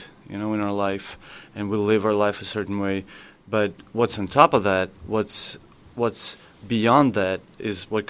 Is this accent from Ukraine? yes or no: yes; Ukraine; English is a second language; I'm from Ukraine, so like English is not my native language.